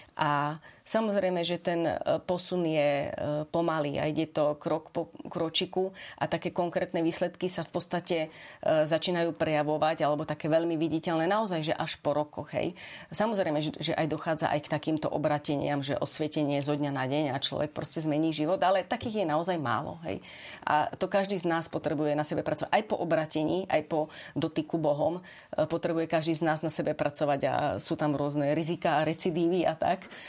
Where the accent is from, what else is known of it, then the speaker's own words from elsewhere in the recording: Vranov nad Topľou, Prešov Region, Slovakia; moved away as an adult; now in Bratislava, Slovakia; Ja pochádzam z východného Slovenska, z Vranova na Topľov, kde som žila do 22 rokov